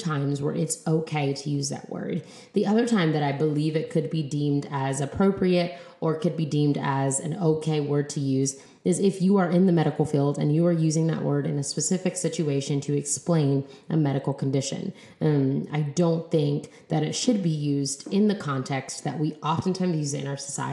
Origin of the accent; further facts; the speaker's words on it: United States; So we just call ourselves like Black or Brown American people